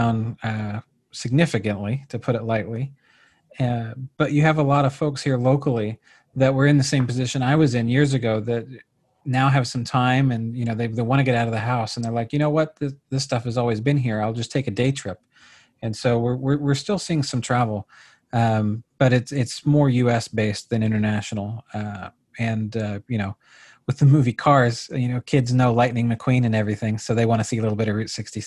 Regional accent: Tulsa, Oklahoma, United States; I grew up in Tulsa, Oklahoma

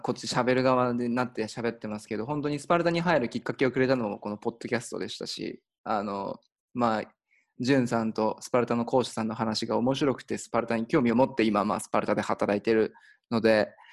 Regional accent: Nagano, Japan; 出身が長野県で、まあ、長野オリンピックあのやった近くで、まあ、育ったんで

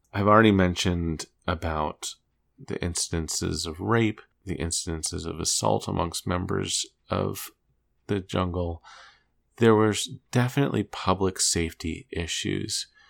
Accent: D.C., Maryland, United States; I grew up just outside of Washington, D, D C, and Maryland.

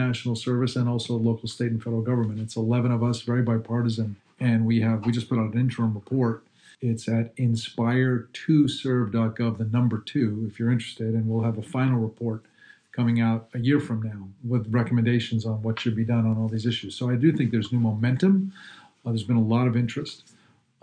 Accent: Pittsburgh, Pennsylvania, United States; I was born in Pittsburgh, but spent the first couple years of my life living in Katanning, where my grandparents lived

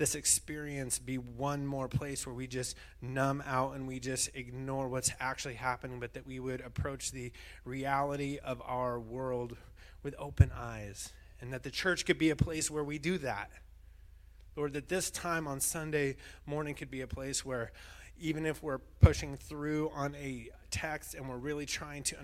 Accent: Bishop, California, United States; moved away; I grew up in Bishop

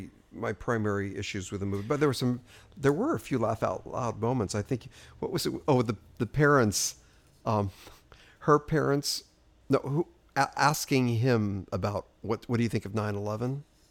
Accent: New York, United States; now in Los Angeles, United States; So I'm from New York. We do it.

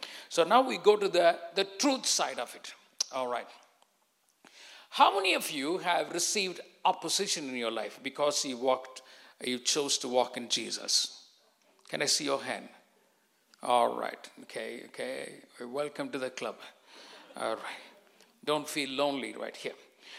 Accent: England, United Kingdom; And I came from England.

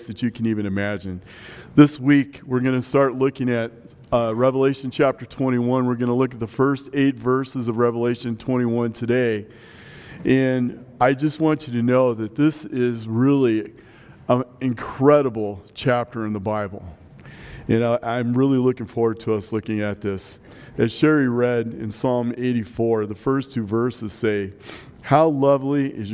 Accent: Nebraska, United States; now in Colorado, United States; growing up in Nebraska

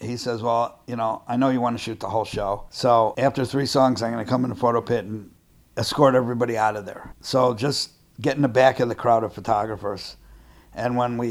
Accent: Chicago, Illinois, United States; I'm from Chicago

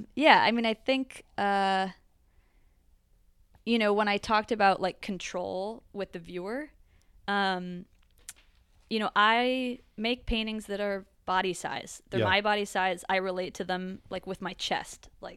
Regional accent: Connecticut, United States; I grew up in Connecticut.

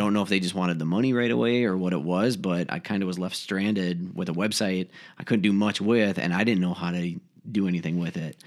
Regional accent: Faribault, Minnesota, United States; moved away as an adult; now in Rochester, United States; Originally, I'm actually from Faribault, Minnesota

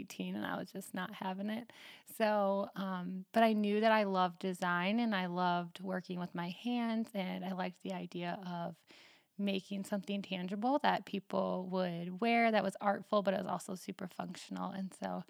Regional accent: Northwest Illinois, United States; now in New Glarus, United States; I grew up in Northwest Illinois, a tiny little farm town of 480 people

